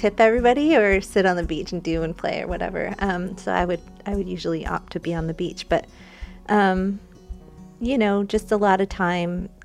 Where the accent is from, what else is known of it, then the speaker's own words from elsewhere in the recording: Lummi, Washington, United States; Growing up at Lummi